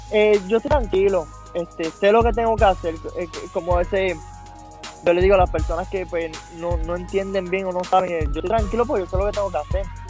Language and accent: Spanish; Vieques, Puerto Rico; toda mi gente de Vieque, que somos gente aguerrida